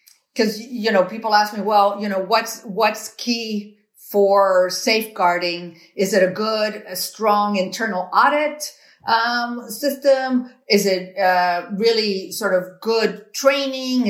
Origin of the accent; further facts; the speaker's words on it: Cuba; moved away; I was born in Cuba. My parents, you know, left what they thought, you know, was a repressive regime, and they left with literally nothing to start all over again.